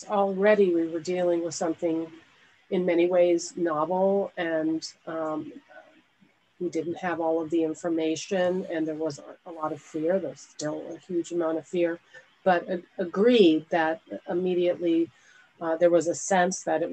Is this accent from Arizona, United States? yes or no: no; Southern California, United States; I'm from California, Southern California